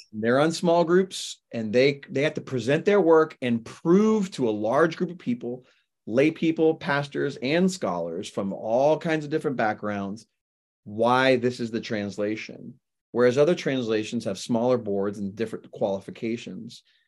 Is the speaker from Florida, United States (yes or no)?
yes; Florida, United States; also born or lived in Lubbock, Texas; I'm a Floridian. I've lived in Florida for forty-five years, but, um, I was born in Texas